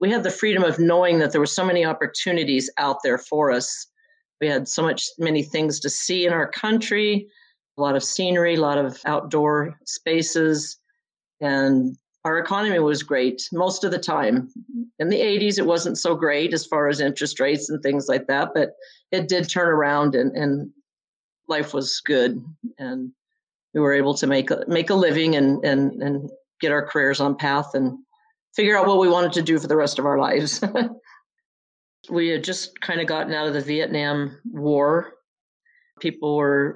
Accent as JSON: {"language": "English", "town": "Caliente", "region": "Nevada", "country": "United States", "tie": "born or raised there", "also_born_or_lived": "rural Utah", "said": "We lived there till I was about six. And then my parents decided they wanted to be school teachers. So we moved about 50 miles from there to Caliente, Nevada, where they became school teachers"}